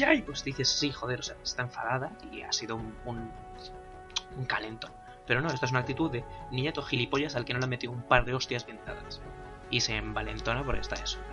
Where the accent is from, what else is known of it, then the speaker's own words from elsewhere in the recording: Basque Country, Spain; Soy vasco. Somos gente nacida para esto.